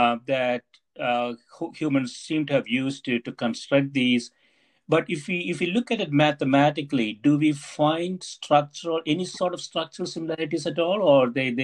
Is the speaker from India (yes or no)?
yes; South India, India; English is a second language; now in United States; I grew up in South India with a different, completely different language when I was growing up, and then came to the US, picked up English